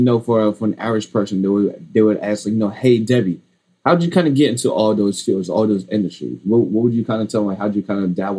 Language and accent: English; United States; my parents were immigrants kind of growing up here at the time. And, you know, when they had me, I was born in the States. So I would be kind of technically, you know, like sons of an immigrant in a way.